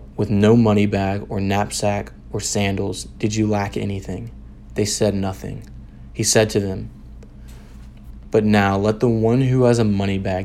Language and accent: English; Memphis, Tennessee, United States; I'm a junior from Memphis, Tennessee